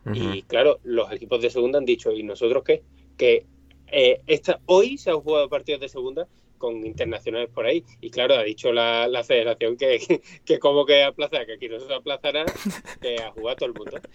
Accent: Seville, Andalusia, Spain; esta mi ciudad natal

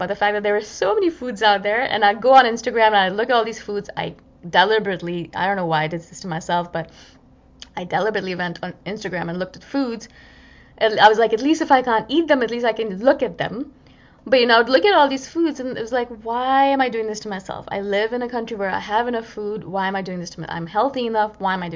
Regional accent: India; being an Indian and loving my spices

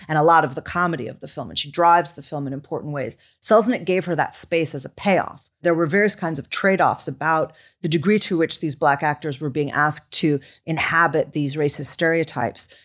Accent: Chicago, Illinois, United States; I come from Chicago

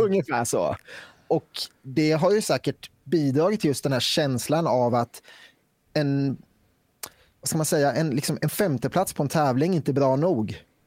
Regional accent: Västervik, Kalmar County, Sweden; now in Falköping, Sweden; jag är från Västervik från början. Just nu är jag bosatt i Falköping

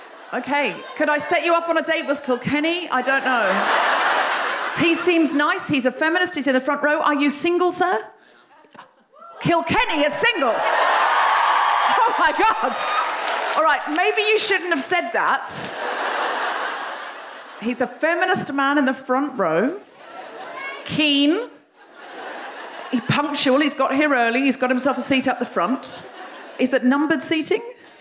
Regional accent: Australia; I'm Australian. Women who are from countries far away where there's some kind of illusion of democracy, we do have more confidence.

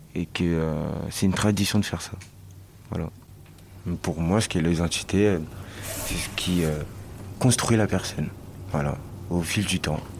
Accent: Marseille, Provence-Alpes-Côte d'Azur, France; Je suis marseillais ici, hein, et j'ai d'autres origines aussi

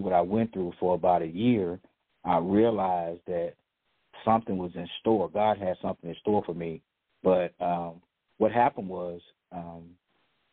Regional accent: Dallas, Texas, United States; You know I was raised in South Dallas, and I was raised by my mom and my grandmother and uncles and aunts

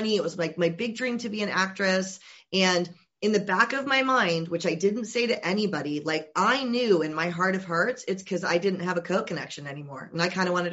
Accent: Georgia, United States; I'm originally from Georgia

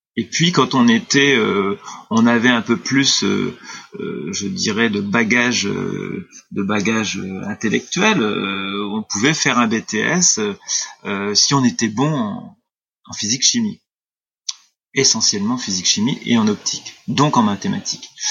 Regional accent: Clermont, France; moved away as an adult; also born or lived in Amiens / Arles; ma ville natale qui était Clermont

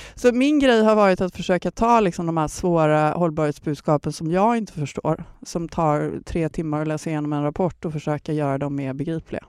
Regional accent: Gothenburg, Västra Götaland, Sweden; moved away; åka till mina hemtrakter. Jag är ju från Göteborg

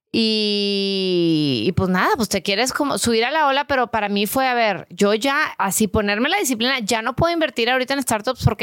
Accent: Brownsville, Texas, United States; born there; yo nací en Brownsville.

